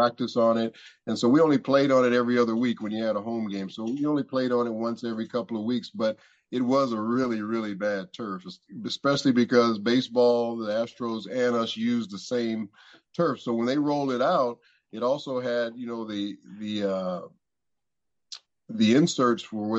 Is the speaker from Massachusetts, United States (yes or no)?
no; Los Angeles, California, United States; I was from Los Angeles